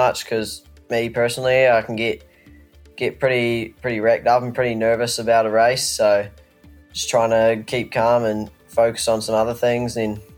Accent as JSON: {"language": "English", "town": "Alexandra", "region": "Otago", "country": "New Zealand", "tie": "born or raised there", "said": "my hometown"}